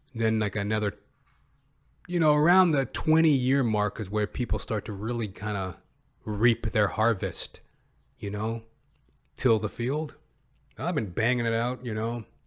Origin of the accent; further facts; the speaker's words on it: Western Canada, Canada; accent: Western Canadian; I come from Western Canada. This is my speaking voice. you know, I'm obviously a black man, but my regional dialect is of a Western Canadian.